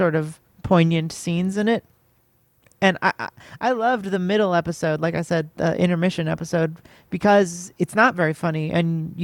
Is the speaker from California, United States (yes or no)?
yes; Los Angeles, California, United States; when I was growing up in Los Angeles